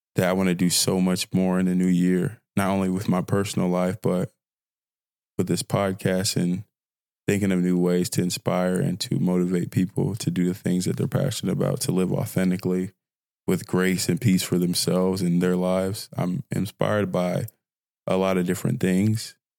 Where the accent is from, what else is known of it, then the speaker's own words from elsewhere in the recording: Fort Worth, Texas, United States; also born or lived in Nigeria; a fine young brother from Fort Worth, Texas, by way of Nigeria, 'cause I'm Nigerian, but I'm from here